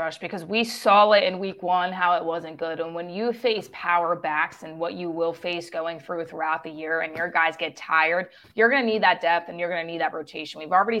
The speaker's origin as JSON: {"language": "English", "area": "near Philadelphia", "region": "Pennsylvania", "country": "United States", "tie": "born or raised there", "said": "growing up near the Philadelphia area"}